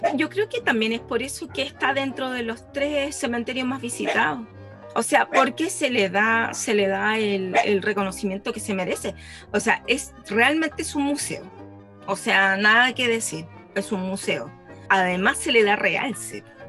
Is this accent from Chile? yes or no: yes; Chile; de Chile